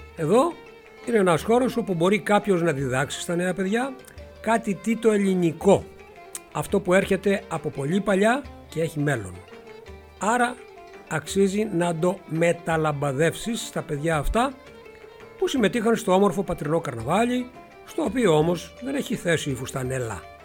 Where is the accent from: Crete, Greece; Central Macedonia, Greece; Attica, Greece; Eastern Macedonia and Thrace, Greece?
Attica, Greece; Megara; τους έφερα στα Μέγαρα, στην πόλη μου